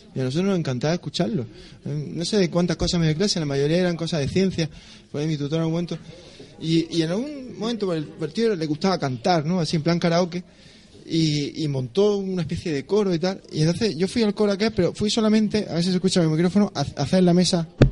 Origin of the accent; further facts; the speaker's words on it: Roquetas de Mar, Andalusia, Spain; moved away as an adult; now in Granada, Spain; allí en mi pueblo, en Roqueta